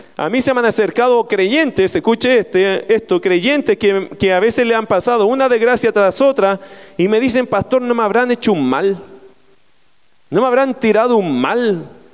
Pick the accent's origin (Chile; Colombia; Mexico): Chile; Talagante, Santiago Metropolitan Region; moved away; Yo vengo de la tierra de Talagante, se llama la tierra de las brujas.